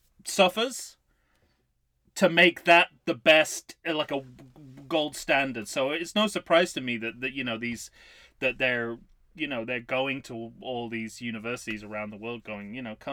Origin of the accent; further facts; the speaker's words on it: United Kingdom; I'm British